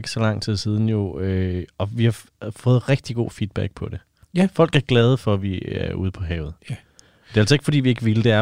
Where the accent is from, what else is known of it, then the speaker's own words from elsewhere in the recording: Australia; now in Denmark; at jeg er fra Australien